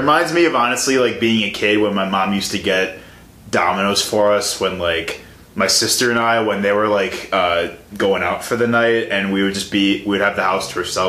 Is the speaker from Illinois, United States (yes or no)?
yes; Chicago, Illinois, United States; I'm actually from the Chicago area. I'm from the suburbs.